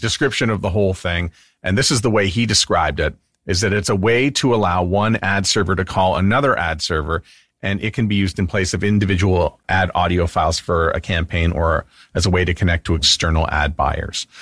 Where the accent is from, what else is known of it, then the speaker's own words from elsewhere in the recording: Canada; also born or lived in Winnipeg, Manitoba; I'm Canadian